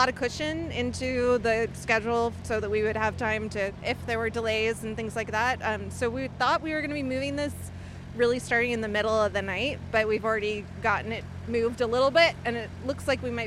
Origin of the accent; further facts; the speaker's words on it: Portland, Oregon, United States; I grew up in Portland